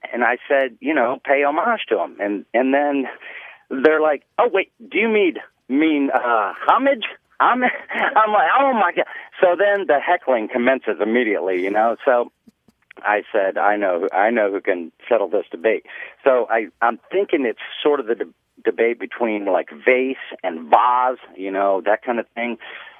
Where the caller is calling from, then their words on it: Carolina Beach, North Carolina, United States; Carolina Beach, North Carolina.